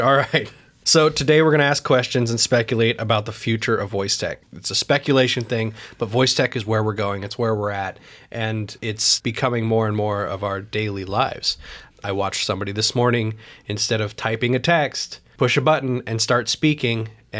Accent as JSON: {"language": "English", "region": "Idaho", "country": "United States", "said": "I said howdy because I was from Idaho."}